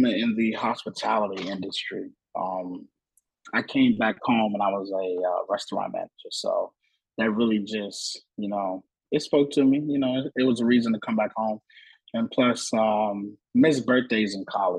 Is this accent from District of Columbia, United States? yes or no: yes; Washington, District of Columbia, United States; I'm a Washingtonian. Been here all my life